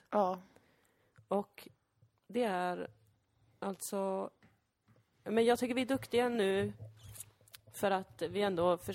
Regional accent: Lund, Skåne, Sweden; ändå att jag är från Lund.

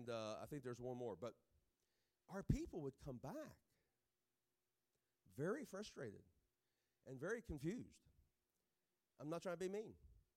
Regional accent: Southern United States, United States; I'm a sweet tea fan. I'm from South, so I think, you know, sweet tea is the official drink of heaven.

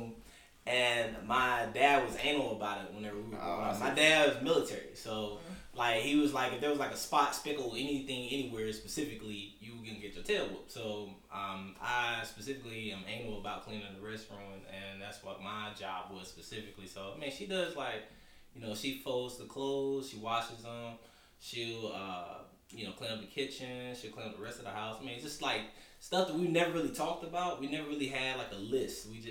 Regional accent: Lumberton, North Carolina, United States; moved away as an adult; also born or lived in Greensboro, North Carolina; I'm from Lumberton, L-Town, represent.

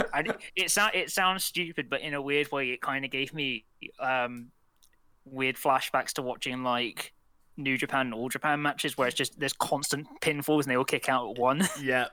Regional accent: United Kingdom; for us as British people

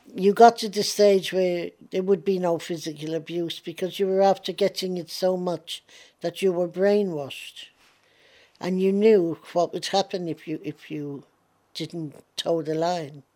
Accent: Ireland; now in London, United Kingdom; I still look on Ireland as my home. I am an Irish patriot

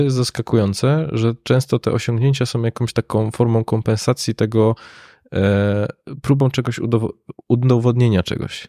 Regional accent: Katowice, Silesian Voivodeship, Poland; ja pochodzę z Katowic

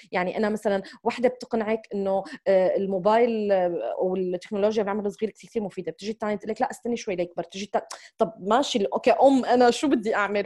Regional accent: Syria; moved away as an adult; also born or lived in United Arab Emirates; now in United States; أنا من هذا البلد، وأنا بحب هذا البلد

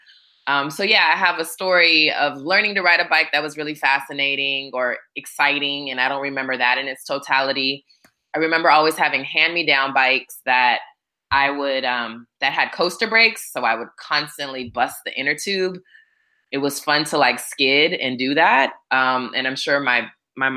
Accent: Hawaii, United States; also born or lived in California / Florida; now in Atlanta, United States; I grew up in Hawaii for the bulk of my life and then spent some years in California

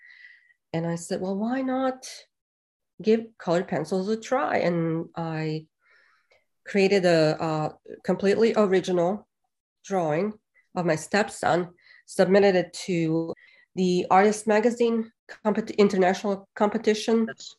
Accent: Bosnia & Herzegovina; moved away as an adult; now in Hawkins, United States; when I was growing up in Bosnia. And even when I first moved to America in 99

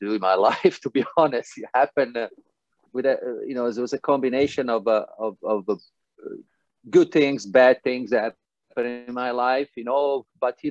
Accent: Italy; now in California, United States; I'm from Italy

